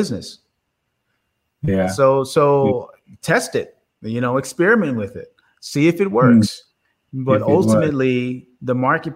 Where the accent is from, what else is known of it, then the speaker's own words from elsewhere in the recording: Oakland, California, United States; I grew up in Oakland, California